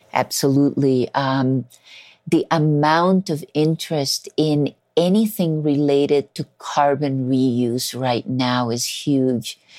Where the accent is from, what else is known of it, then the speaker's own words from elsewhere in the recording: Colombia; I was born in Colombia